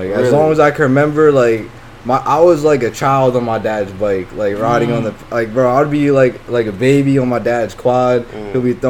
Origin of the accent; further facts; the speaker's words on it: Huntington Station, New York, United States; Like, my father, like, he's from my same town, too. Like, I was born and raised in Huntington Station.